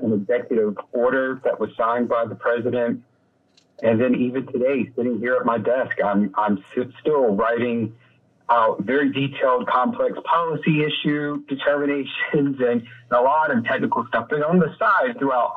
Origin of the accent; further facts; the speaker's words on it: Columbia, South Carolina, United States; now in Clayton, United States; I grew up in Columbia, South Carolina